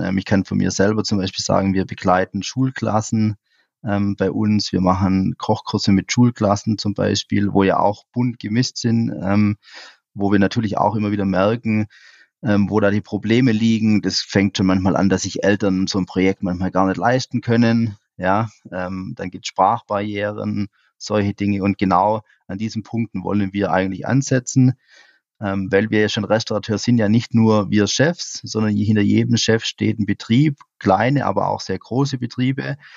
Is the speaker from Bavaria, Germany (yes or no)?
no; Swabian Jura, Baden-Württemberg, Germany; meine Heimat, die, die Schwäbische Alb